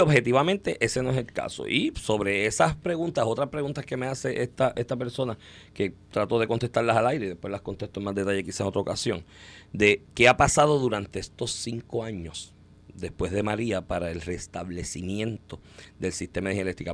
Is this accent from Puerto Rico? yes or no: yes; Comerío, Puerto Rico; si tú vives en Comerío, por ejemplo, que yo soy de Comerío